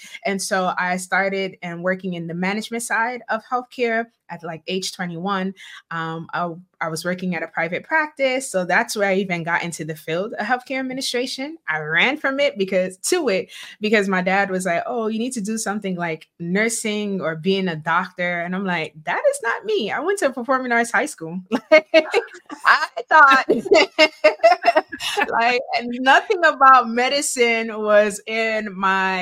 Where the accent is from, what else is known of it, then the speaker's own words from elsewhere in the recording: New York City, New York, United States; I'm born and raised in Brooklyn, New York